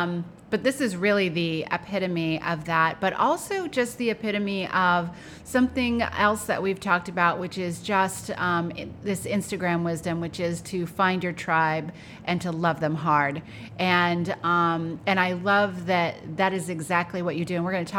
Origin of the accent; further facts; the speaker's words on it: United States; I grew up in America. I grew up in a suburb.